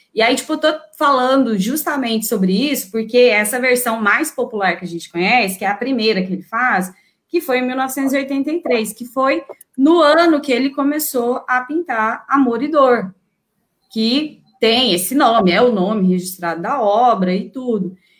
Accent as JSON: {"language": "Portuguese", "country": "Brazil", "said": "nossa construção cultural enquanto brasileiras"}